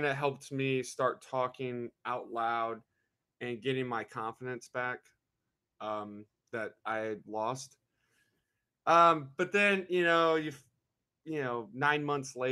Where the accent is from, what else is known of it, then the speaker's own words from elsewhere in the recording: Festus, Missouri, United States; I'm from Festus, Missouri. It's about 30 minutes south of St. Louis